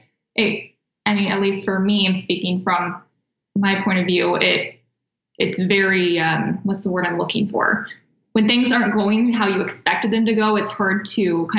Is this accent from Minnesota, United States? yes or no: no; Kansas, United States; moved away as an adult; now in Arizona, United States; I'm not from here. All of my family is actually back in the Midwest. We're from Kansas.